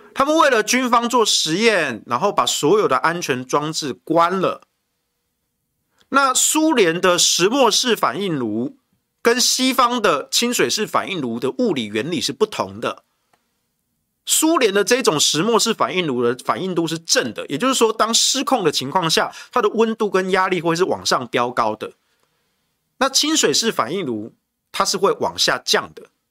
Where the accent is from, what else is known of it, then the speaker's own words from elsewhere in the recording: Taichung, Taiwan; 我身为台中人